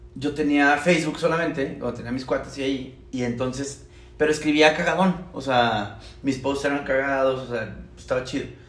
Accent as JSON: {"language": "Spanish", "region": "Chihuahua", "country": "Mexico", "moved": "as an adult", "lives_now": "Mexico City, Mexico", "said": "Yo soy ingeniero mecánico de Chihuahua."}